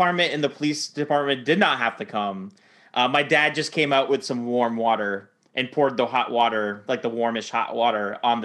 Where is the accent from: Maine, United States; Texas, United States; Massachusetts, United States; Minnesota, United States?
Maine, United States; Growing up in Maine, where it got very, very cold